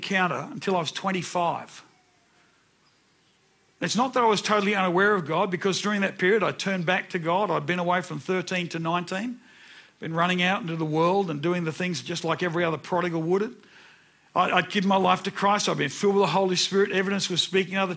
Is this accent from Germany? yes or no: no; Brisbane, Queensland, Australia; I remember when I was about 9. I was walking home from Nunda State School